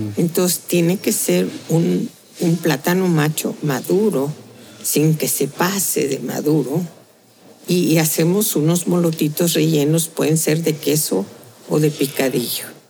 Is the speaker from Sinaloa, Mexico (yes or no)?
no; Tehuantepec, Oaxaca, Mexico; la otra de mi tierra, es tehuana